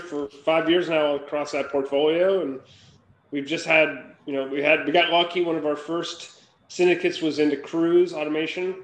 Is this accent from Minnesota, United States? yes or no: yes; Minnesota, United States; moved away as an adult; now in San Francisco Bay Area, United States; I grew up in Minnesota